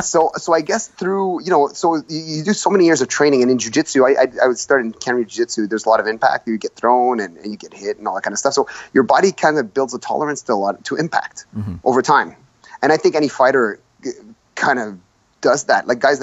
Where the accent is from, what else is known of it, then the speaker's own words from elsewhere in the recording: Gabon; born there; Listen, I was born in Gabon because my dad was a math teacher, and he got a contract there. And he was with my mom. My mom's from Montreal. My dad's Lebanese. They were in Gabon at the time. I was born there.